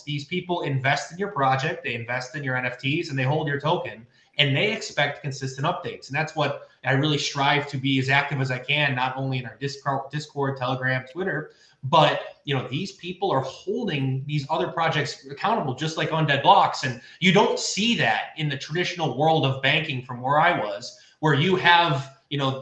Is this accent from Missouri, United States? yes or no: no; Buffalo, New York, United States; I'm from Buffalo, New York. I'm a very blue collar guy